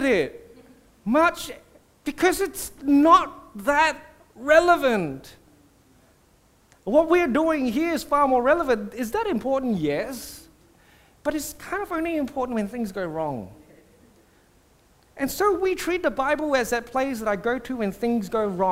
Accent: Singapore; I grew up in Singapore

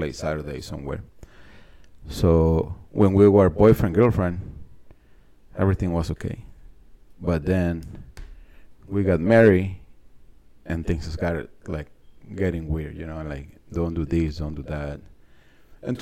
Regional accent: San Luis Potosí, Mexico; English is a second language; moved away as an adult; now in United States; I was born in San Luis Potosí, Mexico

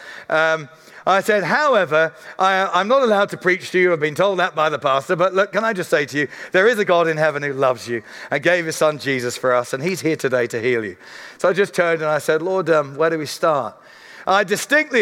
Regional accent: Surrey, South East England, United Kingdom; I'm a guy from Surrey

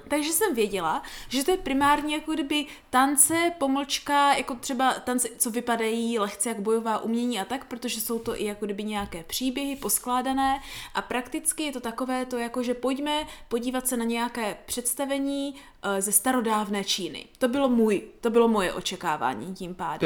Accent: Prostějov, Olomouc Region, Czechia; u nás v Prostějově

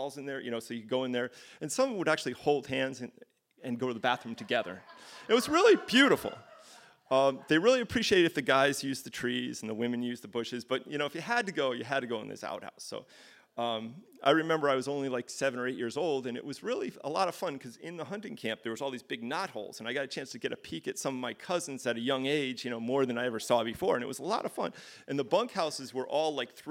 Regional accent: Connecticut, United States; I grew up in Connecticut

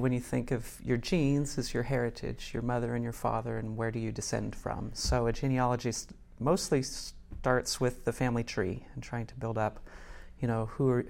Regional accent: Tennessee, United States; moved away as an adult; also born or lived in North Woburn, Massachusetts; now in Wilmington, United States; No, I'm from Tennessee.

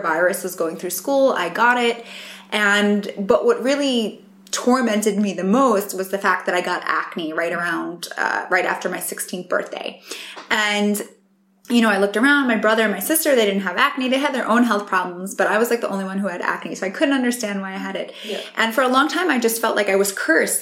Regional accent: New York, United States; I grew up in New York

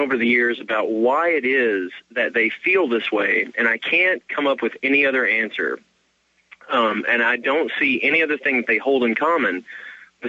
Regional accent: Kentucky, United States; I'm from Kentucky

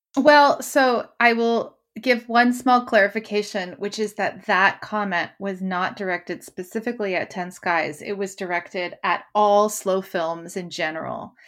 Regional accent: Canada; now in London, United Kingdom; as a Canadian

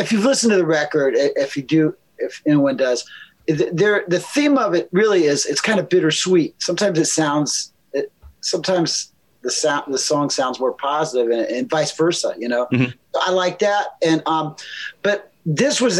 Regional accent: Lima, Ohio, United States; moved away; I grew up in like a blue collar town in Ohio called Lima, Ohio

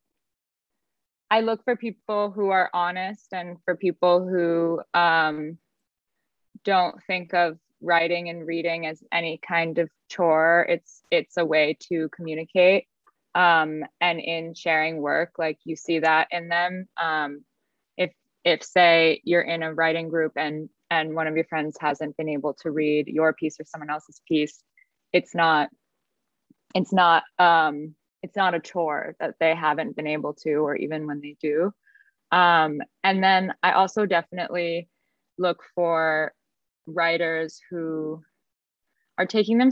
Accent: United States; as an American

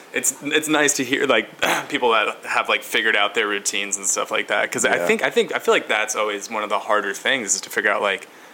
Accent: Portland, Oregon, United States; I'm from Portland, Oregon

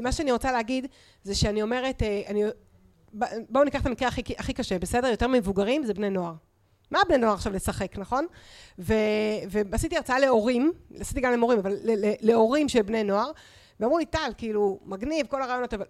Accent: Israel; אני מושבניקית, אני עבדתי בשדה עם ההורים שלי

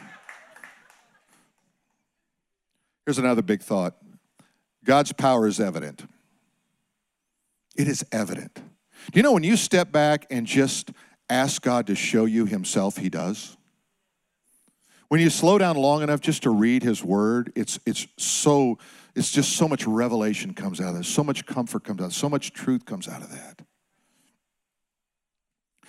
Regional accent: United States; I'm an American

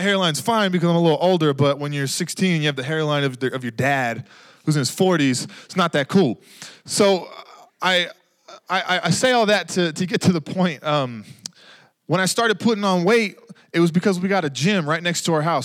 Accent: Texas, United States; now in New Mexico, United States; I grew up in Texas

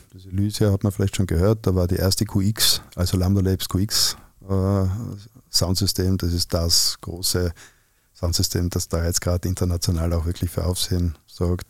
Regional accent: Innsbruck, Tyrol, Austria; accent: Tyrolean; moved away; In meiner Heimatstadt in Innsbruck

